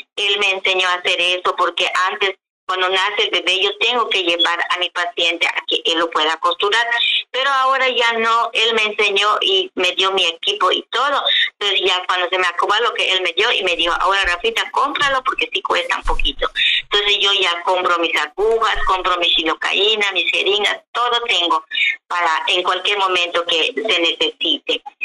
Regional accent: Chumbec, municipality of Sudzal, Yucatán, Mexico; Spanish is a second language; also born or lived in Mérida; vivo es una comisaría. Se llama Chumbec, municipio de Susal.

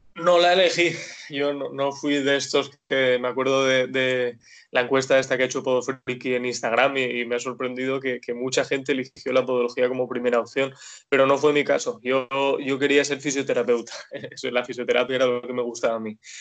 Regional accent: Dénia, Valencian Community, Spain; also born or lived in Alicante; yo soy de Denia, vivo y trabajo ahora mismo en Denia

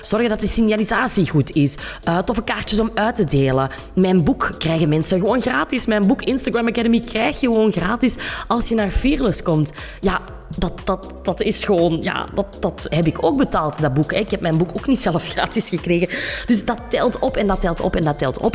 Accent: Kempen, Flanders, Belgium; accent: Kempisch; dat je af en toe mijn Kempisch accent erdoor gaat horen

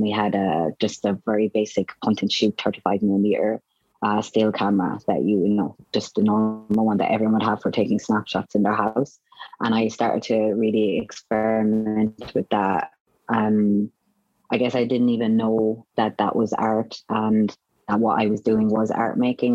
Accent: Roscrea, Munster, Ireland; moved away; Ross Gray. So it's just a very small town

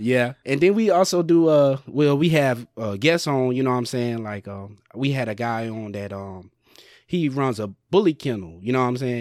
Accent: Sumter, South Carolina, United States; moved away; back home in Sumter, South Carolina

